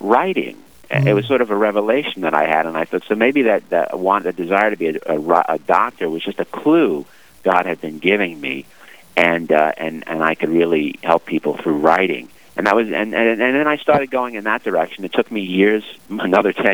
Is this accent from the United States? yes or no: yes; New York City, New York, United States; now in New Jersey, United States; Growing up in Brooklyn, we went to church occasionally